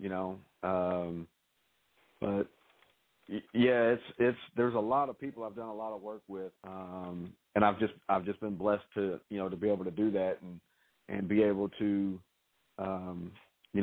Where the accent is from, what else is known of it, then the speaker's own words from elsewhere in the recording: Louisville, Kentucky, United States; my hometown, and I was able to interview Ice Cube here in Louisville